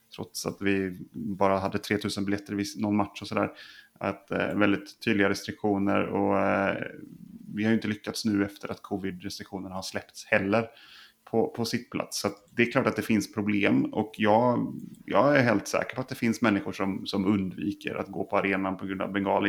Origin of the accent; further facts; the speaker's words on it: Ulricehamn, Västra Götaland, Sweden; Det är min, min födelseort